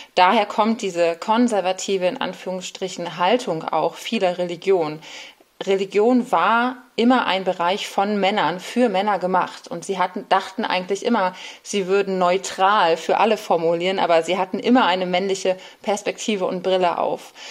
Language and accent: German; Bremen, Germany; moved away as an adult; now in Berlin, Germany; Ich bin in Bremen aufgewachsen